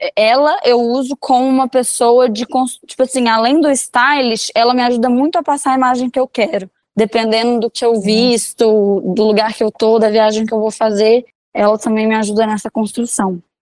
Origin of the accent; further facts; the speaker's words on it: Belo Horizonte, Minas Gerais, Brazil; also born or lived in Divinópolis, Minas Gerais; Eu sou de Divinópolis, Minas Gerais, mas eu morei minha vida toda em Belo Horizonte.